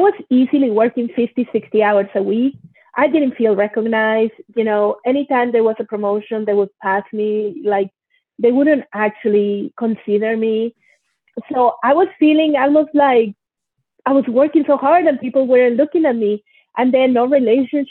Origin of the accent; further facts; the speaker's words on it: Monterrey, Nuevo León, Mexico; also born or lived in Mexico City; I was born in Mexico City and I was raised in Monterrey, Mexico